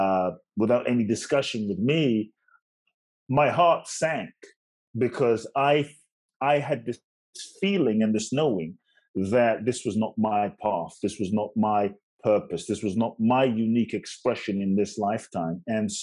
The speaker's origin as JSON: {"language": "English", "region": "London", "country": "United Kingdom", "tie": "born or raised there", "also_born_or_lived": "Ghana / United States", "said": "I was born in Ghana, West Africa. My father's from Ghana, my mother's Japanese. I grew up in London and partly the US."}